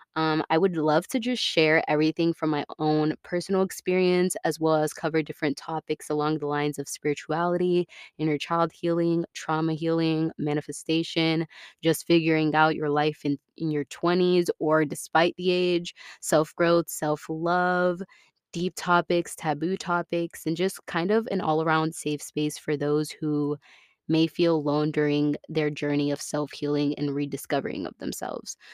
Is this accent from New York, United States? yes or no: no; Tampa, Florida, United States; moved away as an adult; I was born and raised in Tampa, Florida.